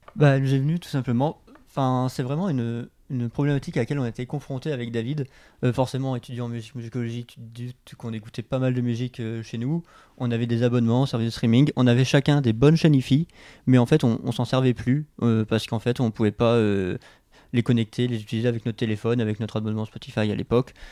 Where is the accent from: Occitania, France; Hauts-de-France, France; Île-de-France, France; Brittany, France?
Hauts-de-France, France; Abbeville; moved away as an adult; now in Lille, France; je suis originaire de Picardie, je viens d'Abbeville. j'ai eu un parcours assez, classique, j'ai fait un bac littéraire dans le lycée de ma ville à Abbeville